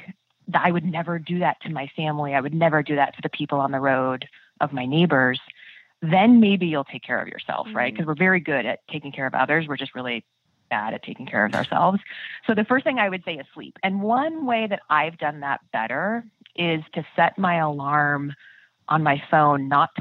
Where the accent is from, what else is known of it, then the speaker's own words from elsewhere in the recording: Midwest, United States; I'm from the Midwest